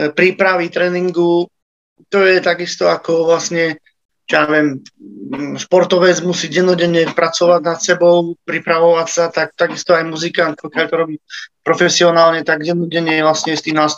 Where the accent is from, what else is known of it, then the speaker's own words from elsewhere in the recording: Slovakia; Tak ja pochádzam z Herby, to je vlastne taká malebná, krásna dedinka na hore